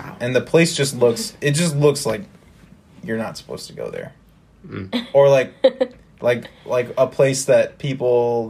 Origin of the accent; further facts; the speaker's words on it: Chicago, Illinois, United States; So I'm from Chicago